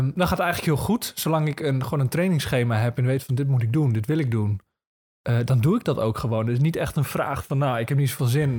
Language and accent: Dutch; Marum, Groningen, Netherlands; now in Zuidbroek, Netherlands; in Marum, daar kom ik dan weer vandaan.